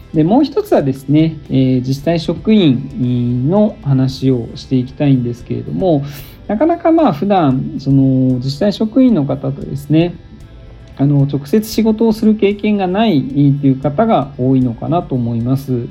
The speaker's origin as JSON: {"language": "Japanese", "town": "Fujisawa", "region": "Kanagawa", "country": "Japan", "tie": "born or raised there", "also_born_or_lived": "Tokyo / Nagasaki / Kitakyushu", "moved": "as an adult", "lives_now": "Kansai, Japan", "said": "神奈川県藤沢市出身です"}